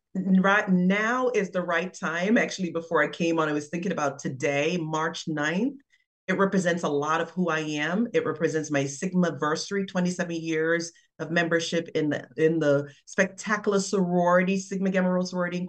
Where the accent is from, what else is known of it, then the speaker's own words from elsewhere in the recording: Kingston, Jamaica; also born or lived in St. Andrew; my journey growing up in Jamaica, again, working class family in Kingston, different parts of Kingston, the mountains of St. Andrew at times in Stony Hill Parish, the parish of St. Andrew and Stony Hill.